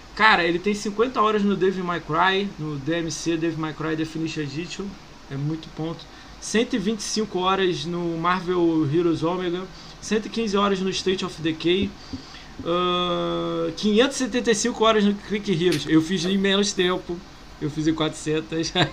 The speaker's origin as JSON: {"language": "Portuguese", "region": "Rio de Janeiro", "country": "Brazil", "said": "Eu sou do Rio"}